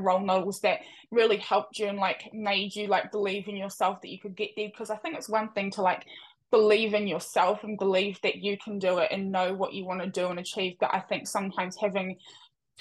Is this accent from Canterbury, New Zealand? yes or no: yes; Christchurch, Canterbury, New Zealand; moved away; also born or lived in Kapiti Coast, New Zealand / Tauranga, New Zealand / Auckland, New Zealand; So I was born and raised in Christchurch and then moved up the country to like Kapiti Coast and Tauranga